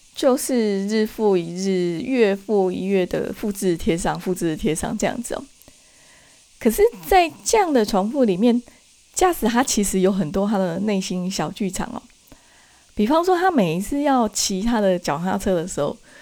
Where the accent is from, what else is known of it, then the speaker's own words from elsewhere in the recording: Taiwan; 在我们台湾那边